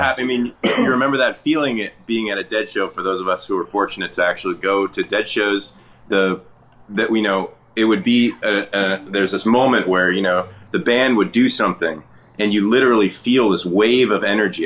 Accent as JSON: {"language": "English", "area": "the Bay Area", "region": "California", "country": "United States", "tie": "born or raised there", "said": "I grew up in the Bay"}